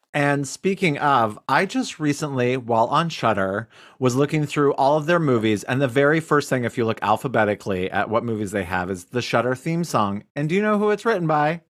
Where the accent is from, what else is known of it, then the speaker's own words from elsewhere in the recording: United States; I'm typical American in that way